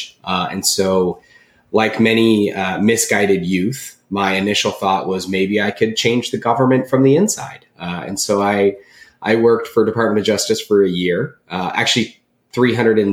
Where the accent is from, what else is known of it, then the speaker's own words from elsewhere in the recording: Southern California, United States; I'm originally from Southern California